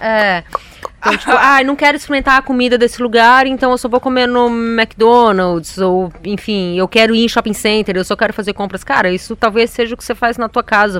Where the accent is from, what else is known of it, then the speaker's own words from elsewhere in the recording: São Paulo, Brazil; eu sou paulistana, eu sou daqui, eu sou filha de uma família que já é paulistana, sei lá, quatro gerações